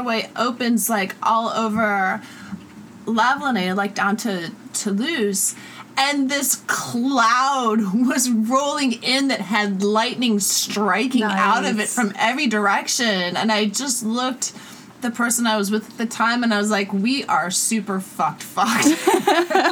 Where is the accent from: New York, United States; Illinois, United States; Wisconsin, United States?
Illinois, United States; Chicago; also born or lived in Pyrenees; now in Los Angeles, United States; I grew up in Chicago where thunderstorms are really apocalyptic, and then lived in Europe up in the Pyrenees for many years